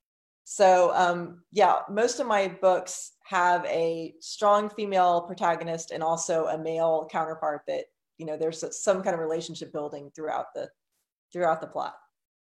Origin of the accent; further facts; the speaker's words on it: Houston, Texas, United States; I grew up near Buffalo Bayou, which is one of the the bayous that flooded in West Houston